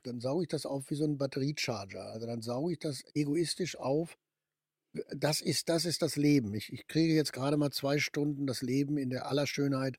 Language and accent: German; Ruhr area, North Rhine-Westphalia, Germany; Komme ich nur noch aus dem Ruhrgebiet, also wir im Ruhrgebiet